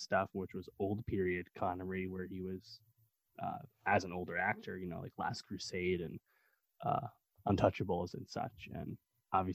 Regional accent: United States; as an American

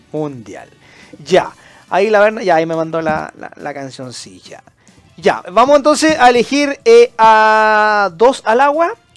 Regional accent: Antofagasta, Chile; moved away as an adult; now in Santiago, Chile; yo, por ejemplo, soy del norte, yo soy de Antofagasta, vivo, claro, llevo ya 15, 17 años viviendo en Santiago

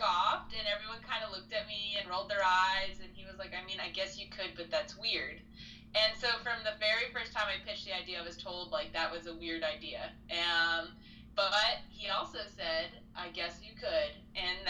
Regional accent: New Jersey, United States; now in Houston, United States; I am a Jersey girl, born and raised in New Jersey

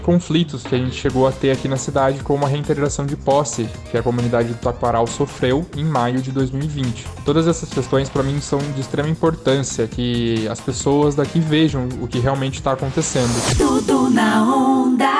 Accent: Piracicaba, São Paulo, Brazil; Eu sou de Piracicaba

